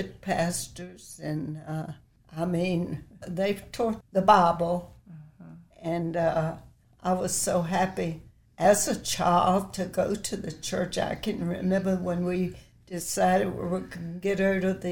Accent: Charlottesville, Virginia, United States; I was born in Charlottesville, raised up.

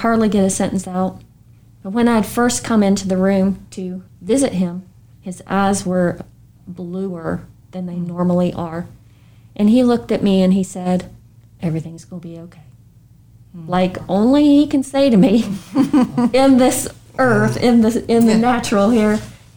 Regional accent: Sugar Grove, West Virginia, United States; moved away; I grew up in a small West Virginia community in Sugar Grove, and family was everything

